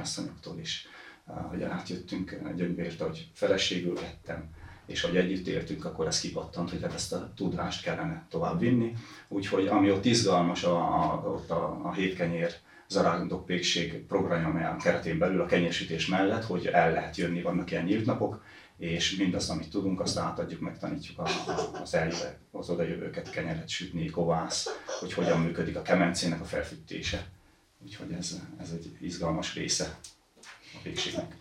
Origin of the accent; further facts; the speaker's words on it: Transylvania, Székely Land, Romania; also born or lived in Balaton, Hungary; now in Hungary; Erdélyből származom, Székelyföldről